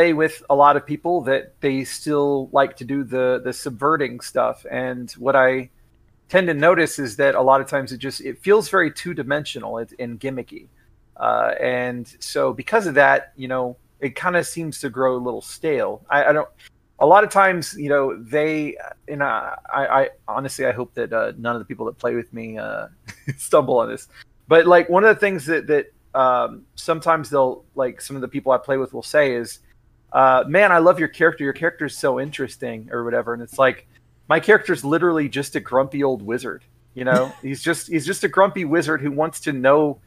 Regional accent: Texas, United States; I'm a Texan.

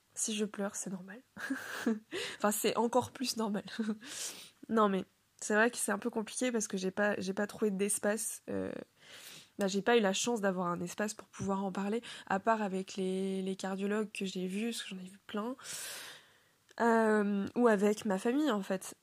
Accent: Le Mans, Pays de la Loire, France; moved away as an adult; now in Rennes, France; je viens du Mans, donc la ville du Mans

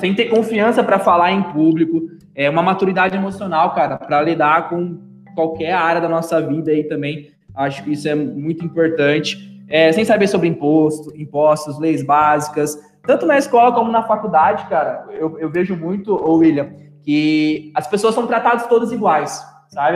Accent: Matão, São Paulo, Brazil; moved away as an adult; also born or lived in São Carlos; now in Uberlândia, Brazil; sou, sou natural de Matão aí, nossa terrinha

